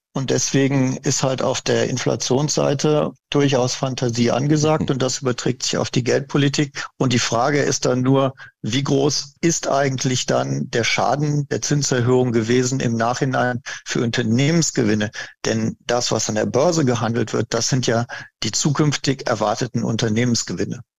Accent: Germany; bei uns in Deutschland

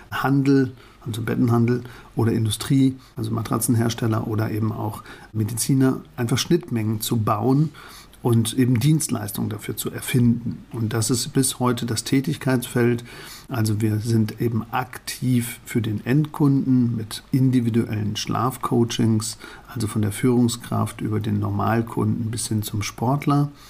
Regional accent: Pfalzdorf, North Rhine-Westphalia, Germany; born or raised there

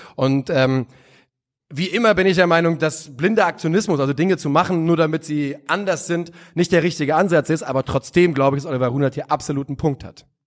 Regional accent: Hesse, Germany; als Hesse, wir sehen uns nicht als Süddeutsche

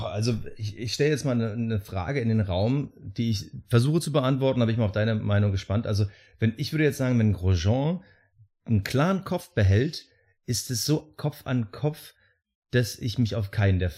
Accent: Germany; wir als Deutsche

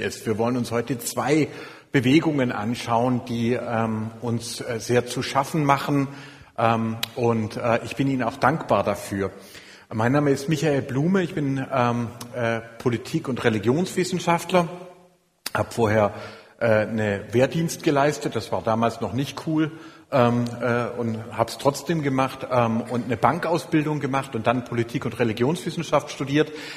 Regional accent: Filderstadt, Baden-Württemberg, Germany; ich komme äh, aus Filderstadt, das ist ganz in der Nähe von Echterdingen

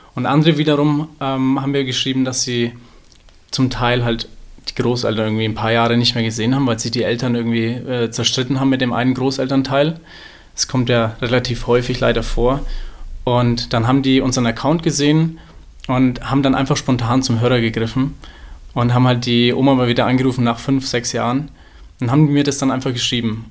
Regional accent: Nuremberg, Bavaria, Germany; Ich komme ja aus Nürnberg.

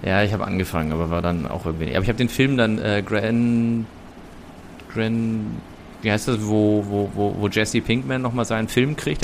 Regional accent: Germany; aus Deutschland.

